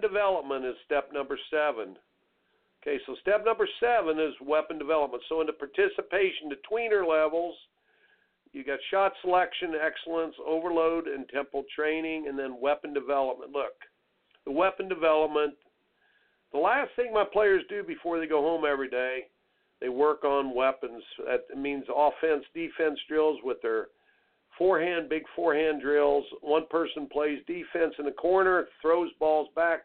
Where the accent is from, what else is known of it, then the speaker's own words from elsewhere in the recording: Indiana, United States; growing up in Indiana